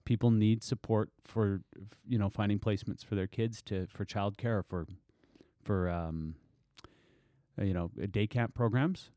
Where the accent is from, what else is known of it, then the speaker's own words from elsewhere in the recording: Tsartlip Reserve, British Columbia, Canada; I grew up on Sartlope Reserve